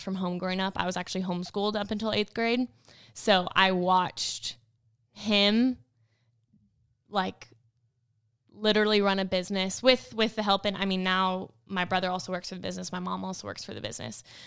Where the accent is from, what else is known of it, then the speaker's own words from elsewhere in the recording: California, United States; now in Tennessee, United States; I grew up in California